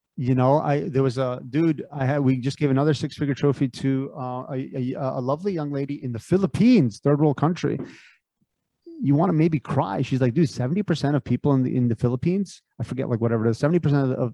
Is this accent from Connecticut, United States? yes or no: yes; Connecticut, United States; also born or lived in San Francisco Bay Area; I grew up in Connecticut.